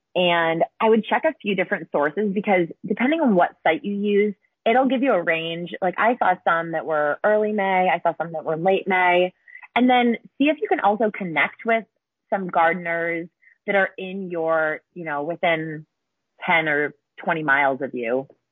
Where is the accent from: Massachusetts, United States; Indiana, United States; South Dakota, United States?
Massachusetts, United States; moved away as an adult; I'm from Massachusetts originally